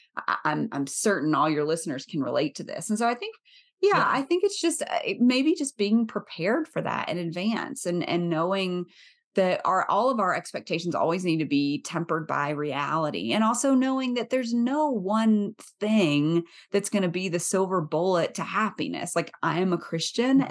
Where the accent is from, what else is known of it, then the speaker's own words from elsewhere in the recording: the South, United States; I grew up in the South